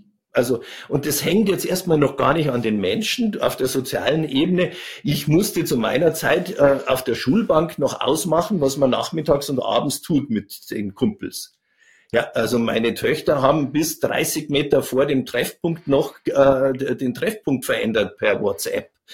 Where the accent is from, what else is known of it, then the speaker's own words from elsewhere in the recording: Chiemgau, Upper Bavaria, Germany; ich bin im Chiemgau groß geworden, also in Oberbayern.